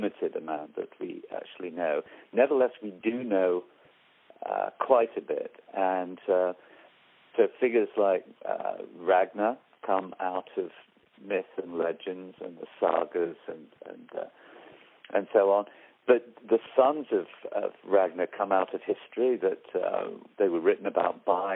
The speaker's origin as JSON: {"language": "English", "town": "York", "region": "Yorkshire and the Humber", "country": "United Kingdom", "said": "I come from Yorkshire, from York, where the march started"}